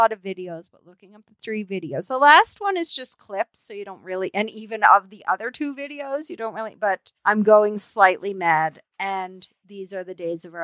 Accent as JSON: {"language": "English", "country": "Canada", "said": "we're Canadian"}